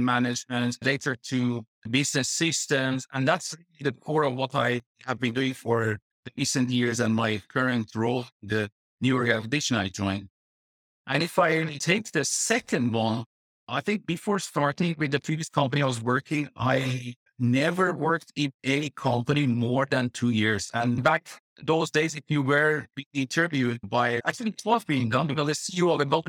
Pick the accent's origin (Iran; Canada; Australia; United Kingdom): Iran; Tehran, Tehran Province; moved away as an adult; also born or lived in Dubai; now in Netherlands; I was living in my hometown in Tehran and also later in Dubai